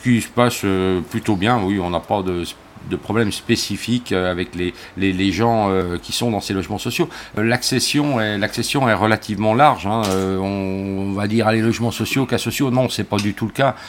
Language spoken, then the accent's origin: French; Jura, Bourgogne-Franche-Comté, France; moved away; also born or lived in Brittany; je suis né dans le Jura